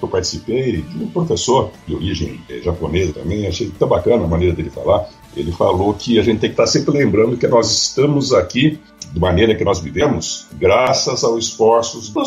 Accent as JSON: {"language": "Portuguese", "town": "Piracicaba", "region": "São Paulo", "country": "Brazil", "tie": "born or raised there", "said": "eu sou piracicabano, né? Com muito orgulho. É, pira. A minha infância, a minha juventude, eu passei em Piracicaba, muito ligado a Luiz de Queiroz."}